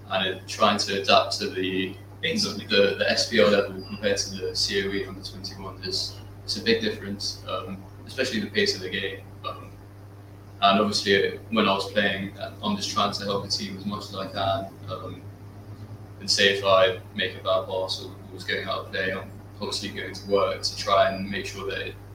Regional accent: United Kingdom; now in Singapore; I'm not actually Singaporean. Mm. I'm a British foreigner here.

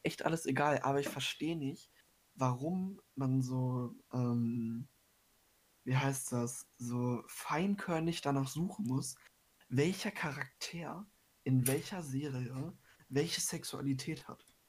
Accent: Germany; bei uns in Deutschland

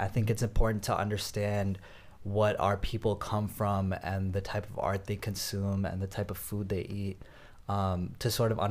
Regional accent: South India, India; I can rap a bar about, you know, I'm from South India. This is what South Indians do, you know?

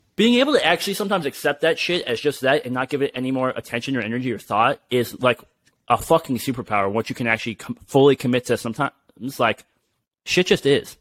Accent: United States; us being being American here

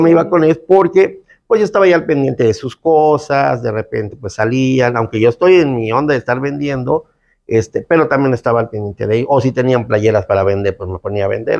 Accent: Cancún, Quintana Roo, Mexico; also born or lived in Felipe Carrillo Puerto, Quintana Roo; Yo nací en Carrillo Puerto, Felipe Carrillo Puerto, un lugar que está aquí yendo para Chetumal, a, la, mitad del estado. Pero desde creo que tres, cuatro años vine a, vivir a Cancún.

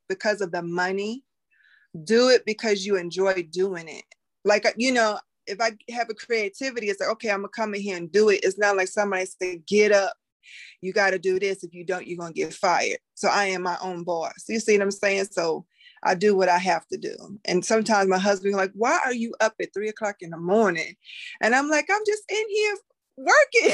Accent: New York, United States; moved away; I'm originally from New York

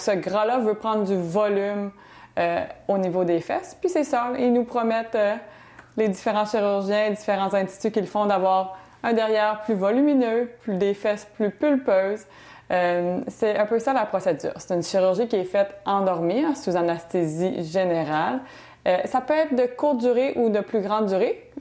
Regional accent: Quebec City, Quebec, Canada; moved away as an adult; also born or lived in Banff, Alberta; now in Montreal, Canada; Je viens de Québec

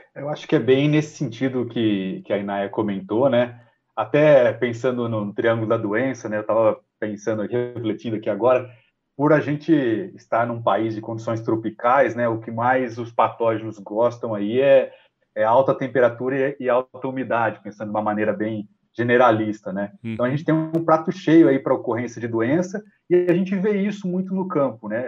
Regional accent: São José do Rio Preto, São Paulo, Brazil; eu sou paulista, né? Eu sou natural de São José do Rio Preto

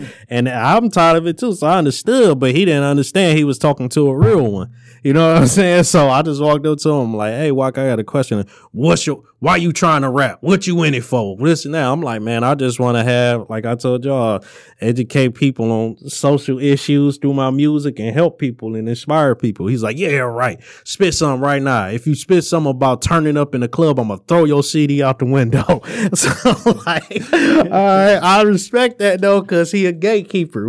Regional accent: Detroit, Michigan, United States; I'm from Detroit, West Side

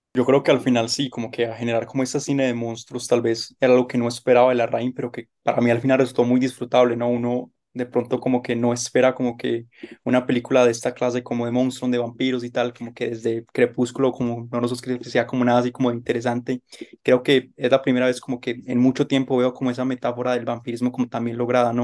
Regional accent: Colombia; como colombiano

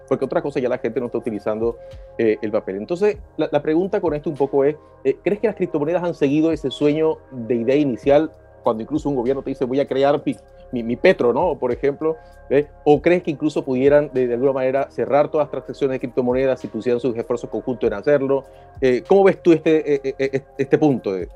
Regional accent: Venezuela; moved away; yo vengo de Venezuela

